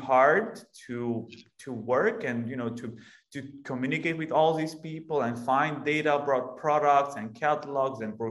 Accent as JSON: {"language": "English", "country": "Romania", "said": "We are originally from Romania"}